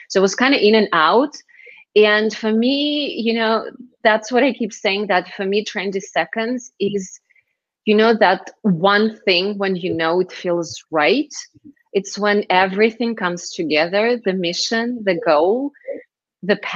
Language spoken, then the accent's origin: English; Moscow, Russia; moved away as an adult; also born or lived in Israel; I was born and raised in Moscow, moved to Israel in my very early 20s